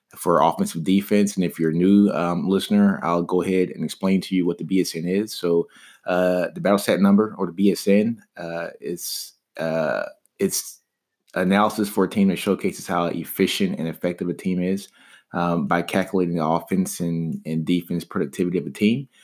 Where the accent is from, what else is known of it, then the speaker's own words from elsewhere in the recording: Shreveport, Louisiana, United States; I'm from Shreveport, Louisiana